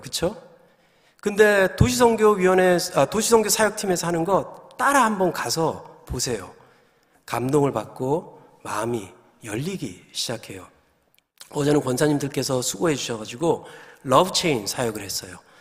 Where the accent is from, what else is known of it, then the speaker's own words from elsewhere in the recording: Gyeongsang, South Korea; moved away; also born or lived in New Jersey; 제가 이제 경상도 남자라서 아주 무뚝뚝한데